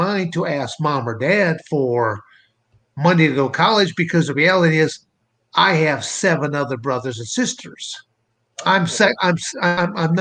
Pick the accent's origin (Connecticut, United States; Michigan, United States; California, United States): Michigan, United States; Montrose; born or raised there; moved away as an adult; also born or lived in Arizona; now in Coldwater, United States